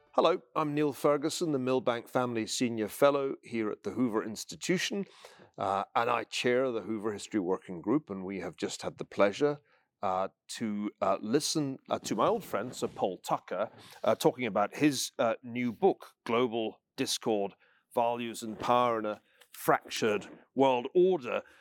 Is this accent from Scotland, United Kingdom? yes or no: yes; Scotland, United Kingdom; I'm a Scotsman